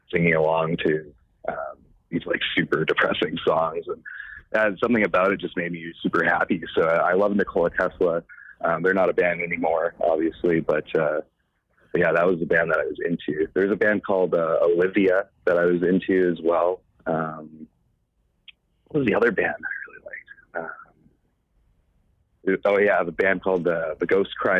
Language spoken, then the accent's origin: English; Calgary, Alberta, Canada; Growing up in Calgary is, I don't know, a normal place to grow up.